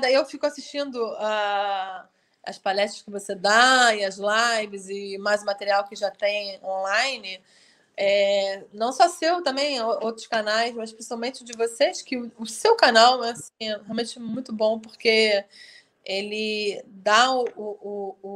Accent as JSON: {"language": "Portuguese", "region": "Rio de Janeiro", "country": "Brazil", "said": "eu, como carioca, estou doida para ir aí em Friburgo."}